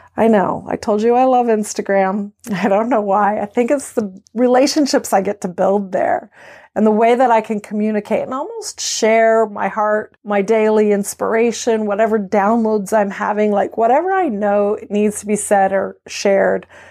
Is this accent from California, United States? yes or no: yes; California, United States; moved away as an adult; also born or lived in Belgium; now in Maryland, United States; I am native Californian